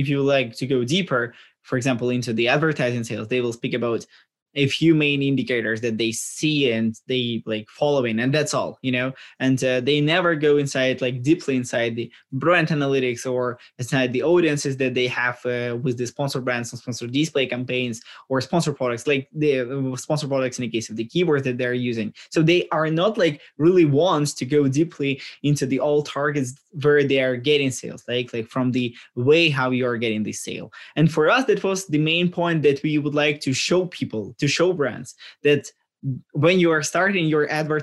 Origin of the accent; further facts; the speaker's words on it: Ukraine; we are from Ukraine